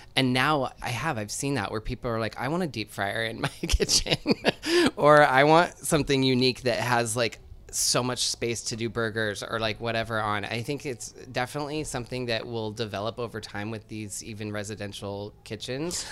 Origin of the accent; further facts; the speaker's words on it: Seattle, Washington, United States; I grew up in Seattle